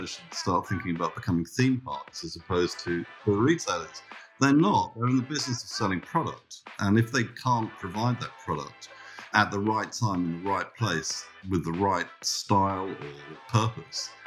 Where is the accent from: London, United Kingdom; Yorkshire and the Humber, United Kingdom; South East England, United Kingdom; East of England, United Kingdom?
London, United Kingdom; now in Australia; So, we've been established in Australia now for 28 years. We came from London